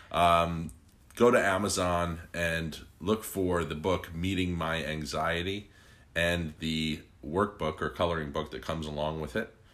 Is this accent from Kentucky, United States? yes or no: no; Croton-on-Hudson, New York, United States; born or raised there